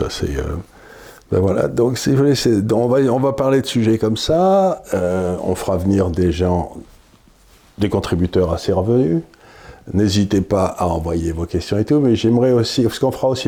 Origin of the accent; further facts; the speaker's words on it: France; Donc, en tant que Français, si vous voulez, je me dis, Comment ces latino-américains nous regardent-ils